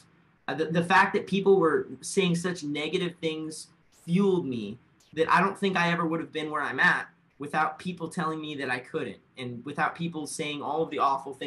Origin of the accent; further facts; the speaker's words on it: Fort Collins, Colorado, United States; moved away as an adult; now in Miami, United States; my hometown. I love Fort Collins